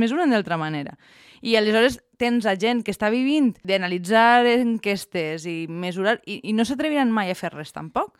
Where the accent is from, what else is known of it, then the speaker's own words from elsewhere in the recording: Valencian Community, Spain; com a bons valencians